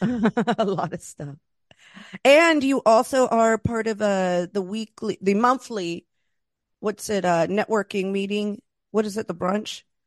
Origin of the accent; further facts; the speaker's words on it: East Coast, United States; also born or lived in Los Angeles; now in Queens, United States; I'm originally from the East Coast